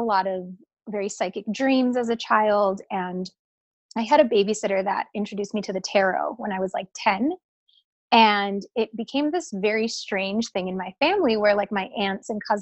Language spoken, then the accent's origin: English; Wisconsin, United States; now in Hollywood, United States; I'm from Wisconsin. And I am, you know, I had a very like Midwest upbringing.